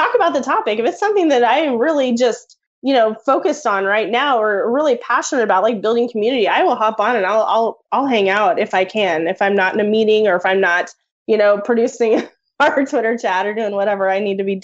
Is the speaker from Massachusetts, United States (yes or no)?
no; Oklahoma, United States; now in Wichita, United States; I'm from Oklahoma